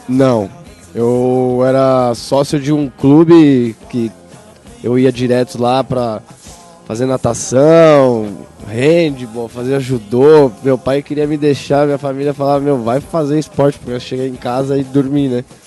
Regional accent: Santo André, São Paulo, Brazil; also born or lived in São Bernardo do Campo; Nasci em São Bernardo, mas morei depois em Santo André com a família ali

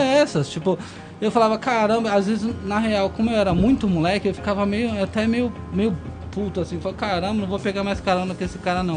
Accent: Brazil; moved away; also born or lived in England; não foi para isso que eu saí do Brasil

